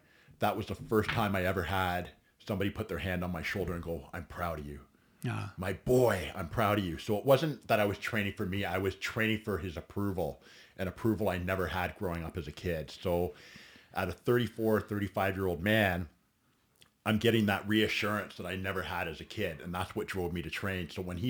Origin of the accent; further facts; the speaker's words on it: Caledon, Ontario, Canada; also born or lived in Alliston, Ontario; I was born in Alliston, Ontario. Okay. I grew up in Caledon and Caledon East most of my life. I was a country kid. Worked on my friend's farm during high school.